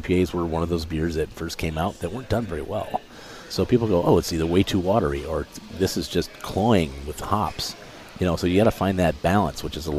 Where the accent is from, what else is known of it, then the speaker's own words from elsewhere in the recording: Midwest, United States; You know, I grew up in the Midwest, so, you know, I was kind of used to those styles.